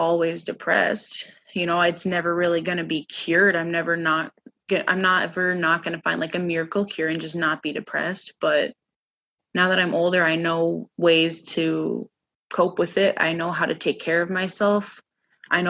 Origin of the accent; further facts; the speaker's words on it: Minneapolis, Minnesota, United States; moved away as an adult; now in Grand Forks, United States; I originally came from Minneapolis.